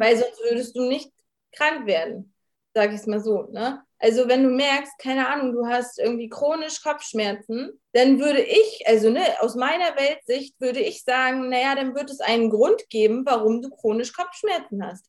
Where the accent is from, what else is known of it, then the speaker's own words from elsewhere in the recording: Rostock, Mecklenburg-Vorpommern, Germany; ich bin, äh, aus Rostock, ich bin vierundzwanzig